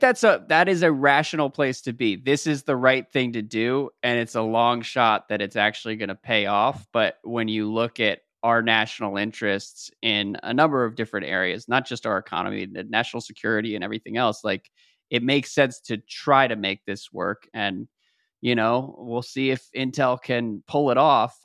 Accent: United States; as an American

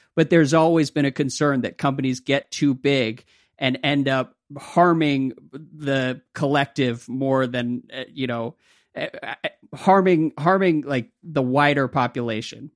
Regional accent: United States; as an American, an American sports fan

